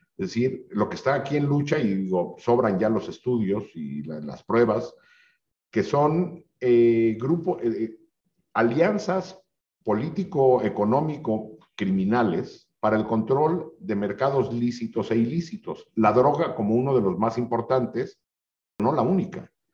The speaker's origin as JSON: {"language": "Spanish", "country": "Mexico", "said": "lo que hemos vivido en México"}